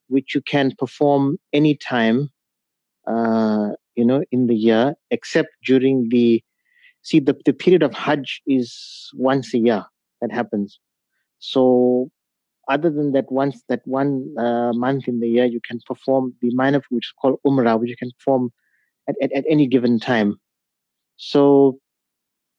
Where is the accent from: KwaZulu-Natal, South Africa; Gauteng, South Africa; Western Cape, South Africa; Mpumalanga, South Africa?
KwaZulu-Natal, South Africa; Pietermaritzburg; also born or lived in Durban; I schooled in Pietermaritzburg at the Arthur Blacksall School for the Blind